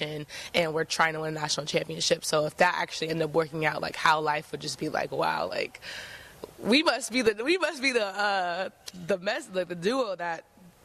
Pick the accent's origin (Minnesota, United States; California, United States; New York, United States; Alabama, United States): California, United States; Pleasant Hill; moved away as an adult; also born or lived in Sacramento / Richmond, California / Hercules, California; now in Eugene, United States; I grew up in the Bay Area. I, like, grew up throughout my childhood in Pleasant Hill, Concord area